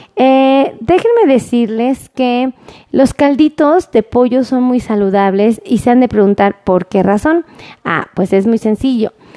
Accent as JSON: {"language": "Spanish", "country": "Mexico", "said": "como los mexicanos acostumbramos a hacer"}